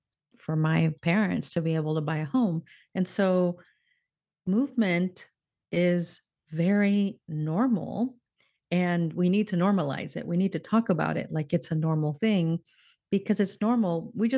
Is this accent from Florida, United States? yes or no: yes; Florida, United States; now in California, United States; I moved from Florida to California, where I had not lived since I was a very little girl. And it was quite a culture shock for me even to make that move. Because suddenly I'd been in a place where Cuban Americans were the majority and Puerto Ricans.